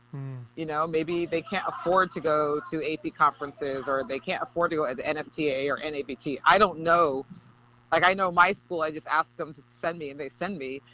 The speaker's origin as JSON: {"language": "English", "town": "Berkeley", "region": "California", "country": "United States", "moved": "yes", "said": "I'm from California, liberal Cal- Berkeley, Cal- Berkeley, California"}